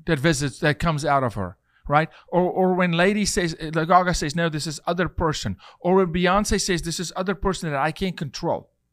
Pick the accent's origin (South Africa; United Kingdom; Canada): South Africa; now in United States; as a South African